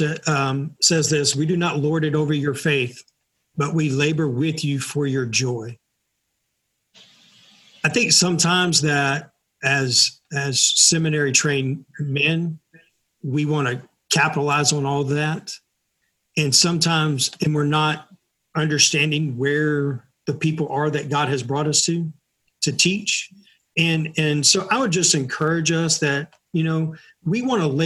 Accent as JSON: {"language": "English", "country": "United States", "said": "I'm from America or I'm an American"}